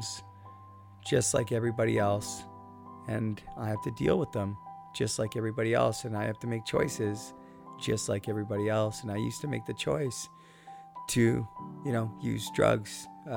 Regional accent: Port Coquitlam, British Columbia, Canada; Port Coquitlam, British Columbia, my hometown

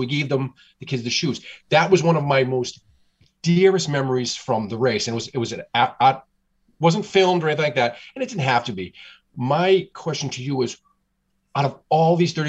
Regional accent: United States; being an American

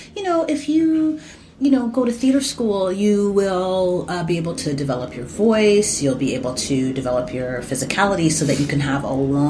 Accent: Winnipeg, Manitoba, Canada; I was raised in Winnipeg, Manitoba

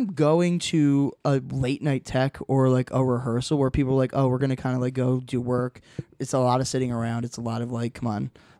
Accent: Toms River, New Jersey, United States; I moved there actually from Jersey City originally. I moved there when I was 10 years old.

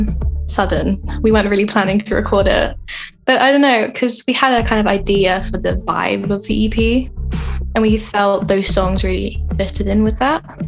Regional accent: Brighton, South East England, United Kingdom; I'm from England, Brighton. I've always lived here

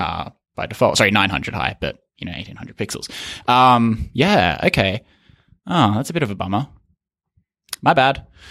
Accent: Australia; as an Australian

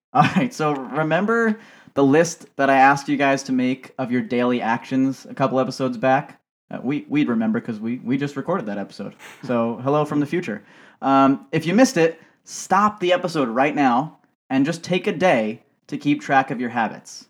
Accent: United States; growing up in America

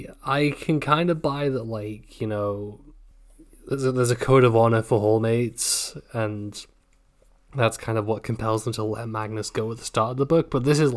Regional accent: United Kingdom; I'm too British.

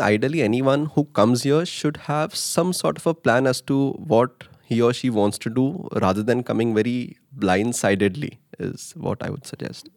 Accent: Mumbai, Maharashtra, India; moved away as an adult; now in Netherlands; I come from Mumbai, India

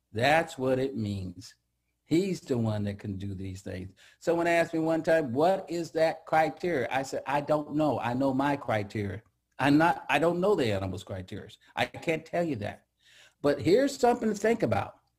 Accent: Central Valley, California, United States; moved away; also born or lived in Seattle; I grew up in the Central Valley

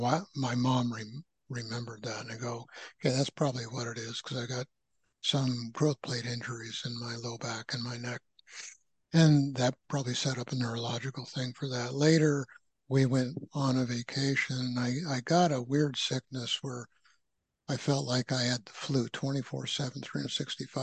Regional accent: San Francisco Bay Area, California, United States; moved away as an adult; also born or lived in Midwest; now in Asheville, United States; I grew up in the West Coast, San Francisco Bay Area

